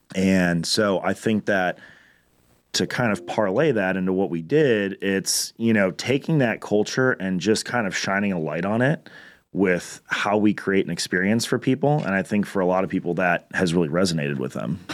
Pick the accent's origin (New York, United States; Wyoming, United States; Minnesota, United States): Minnesota, United States; moved away as an adult; also born or lived in Chicago; now in Concord, United States; I'm from Minnesota. I moved down here three years ago